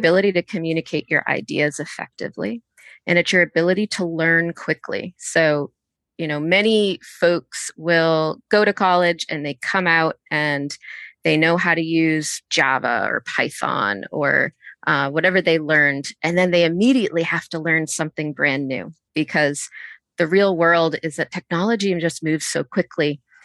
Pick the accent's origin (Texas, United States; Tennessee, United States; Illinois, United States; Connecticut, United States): Connecticut, United States; also born or lived in Boston, Massachusetts; now in Atlanta, United States; I'm originally from Boston, um, and grew up in Connecticut.